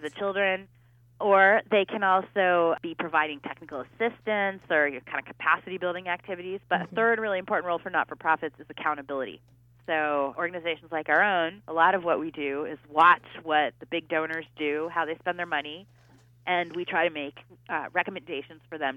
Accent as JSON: {"language": "English", "country": "United States", "said": "I'm an American"}